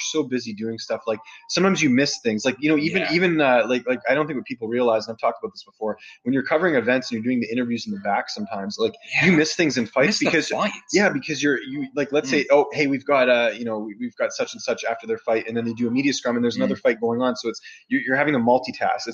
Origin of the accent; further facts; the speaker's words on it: Canada; I'm a Canadian journalist